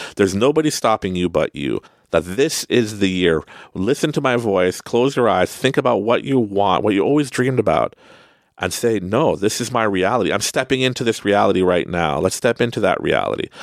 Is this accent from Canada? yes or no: yes; Canada; accent: Canadian; You can hear my Canadian accent